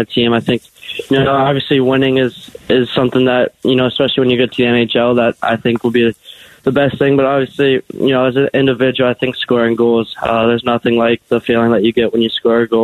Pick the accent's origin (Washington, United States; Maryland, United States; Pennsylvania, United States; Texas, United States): Pennsylvania, United States; Pittsburgh; growing up in Pittsburgh.